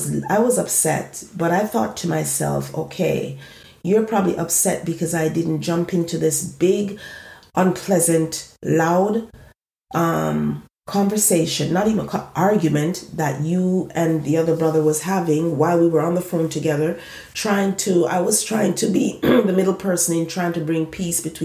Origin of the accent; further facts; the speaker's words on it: eastern Jamaica, Jamaica; moved away; when I went back home to Jamaica, I was far from where I'm originally from. I'm from the East.